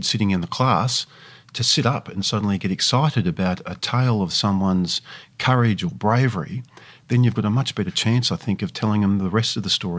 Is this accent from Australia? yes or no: yes; Geelong, Victoria, Australia; Well, I grew up in Geelong, as you said, and I was raised there